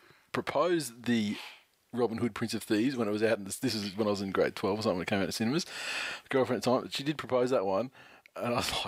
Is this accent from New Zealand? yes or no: yes; New Zealand; It's funny, a couple of people have made comments, blah, blah, blah, but I'm from New Zealand.